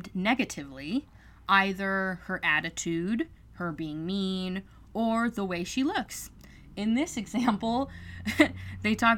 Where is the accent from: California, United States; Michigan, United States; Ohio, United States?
California, United States; growing up in California